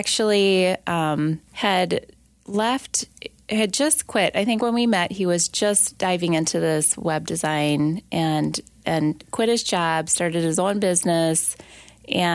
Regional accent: Rochester, Minnesota, United States; I grew up in Rochester, Minnesota

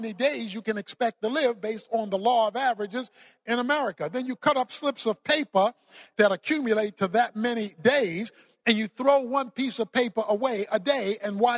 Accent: Baltimore, Maryland, United States; I was raised in Baltimore, Maryland. I was raised in the hood, so to speak.

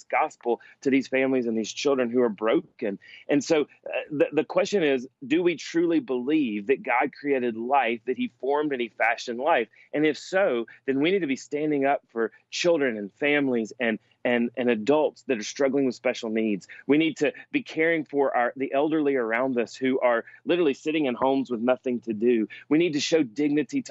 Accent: Alabama, United States; my home state of Alabama

